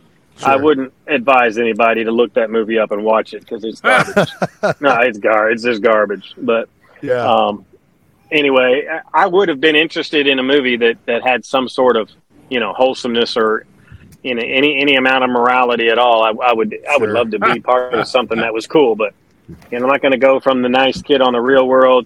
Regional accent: Owensboro, Kentucky, United States; moved away as an adult; also born or lived in Wisconsin / Phoenix, Arizona / Baltimore, Maryland / Pikeville, Kentucky; now in Alabama, United States; Now, my dad, and that's where I say I'm from, because I lived in Owensboro, Kentucky for 22 years.

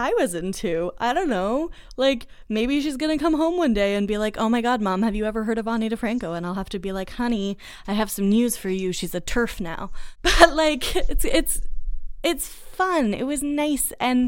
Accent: Boston, Massachusetts, United States; I grew up in Boston

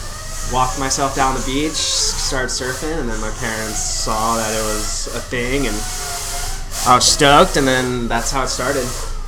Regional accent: Carlsbad, California, United States; also born or lived in Thousand Oaks, California; So I was born in Carlsbad, moved to Thousand Oaks before first grade, and then moved back to Carlsbad at first grade.

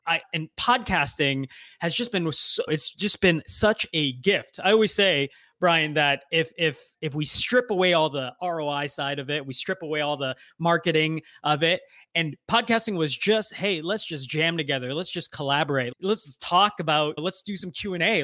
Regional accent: United States; also born or lived in Canada; I grew up in the U S

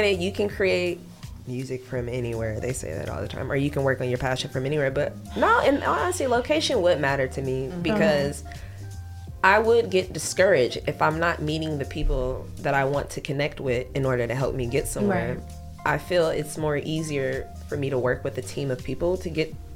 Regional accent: Ohio, United States; also born or lived in Dayton; I'm from Ohio.

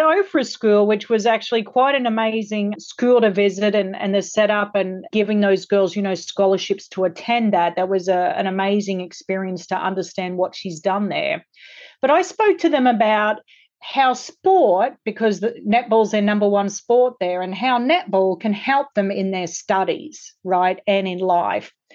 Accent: Australia; now in Los Angeles, United States; I grew up in Australia

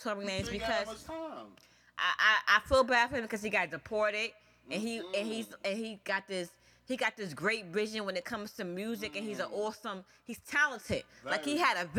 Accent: New York City, New York, United States; I'm from Far Rock, Queens. I'm from Southside, Jamaica, Queens, 131 Rockaway Boulevard

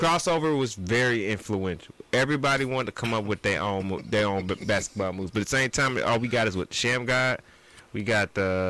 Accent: Atlanta, Georgia, United States; I'm from Atlanta

